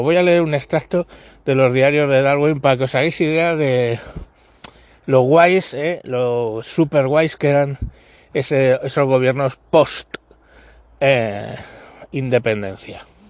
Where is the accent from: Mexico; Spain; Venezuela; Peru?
Spain; los españoles